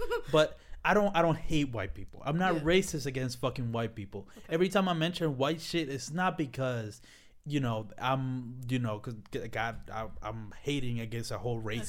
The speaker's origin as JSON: {"language": "English", "country": "Dominican Republic", "moved": "yes", "lives_now": "United States", "said": "the fact that I came from the Dominican Republic, came to this country, is something that I'm just, I don't see what the problem is."}